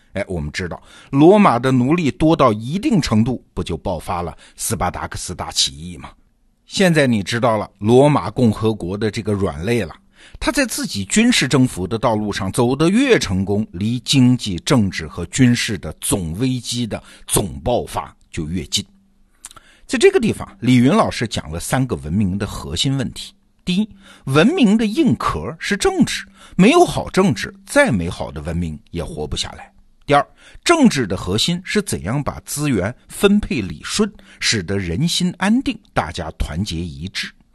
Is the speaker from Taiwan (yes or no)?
no; China; 只是按照我们中国人的经验